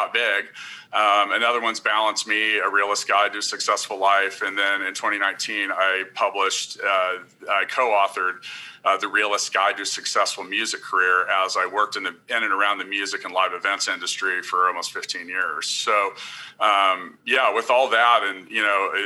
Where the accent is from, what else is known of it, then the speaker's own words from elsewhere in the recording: Kansas City, United States; I am from Kansas City.